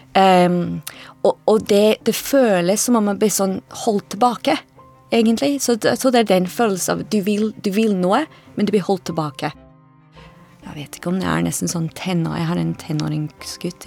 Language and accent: Norwegian; Edinburgh, Scotland, United Kingdom; Norwegian is a second language; moved away as an adult; also born or lived in Bøler, Oslo, Norway; now in Oslo, Norway; Jeg kommer fra Edinburgh i Skottland.